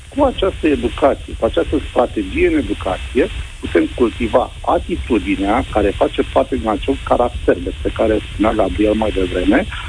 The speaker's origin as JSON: {"language": "Romanian", "town": "Brăila", "region": "Brăila County", "country": "Romania", "said": "eu sunt din Brăila"}